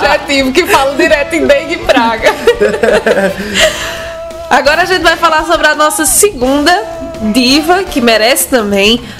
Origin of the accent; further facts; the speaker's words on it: Santana do Cariri, Ceará, Brazil; also born or lived in Crato; Pra mim, eu só nasci aqui, mas eu sou de Santana do Cariri. Pra quem não sabe, é a cidade do dinossauro.